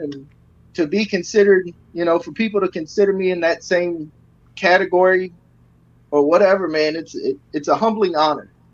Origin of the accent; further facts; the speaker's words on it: Michigan, United States; now in Texas, United States; I'm from Michigan, but I moved to Texas because I hate the cold.